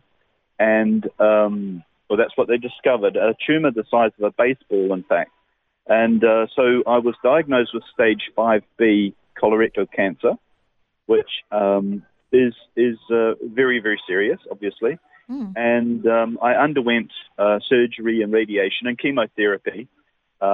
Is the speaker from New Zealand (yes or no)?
yes; New Zealand; moved away as an adult; now in Australia; I'm originally a Kiwi. Now I'm a certified Australian